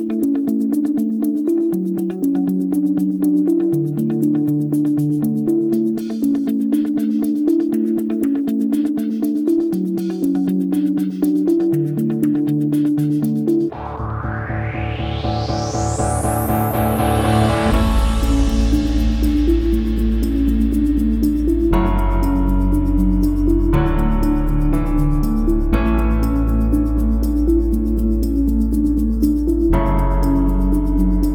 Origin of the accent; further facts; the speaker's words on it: California, United States; I was born in California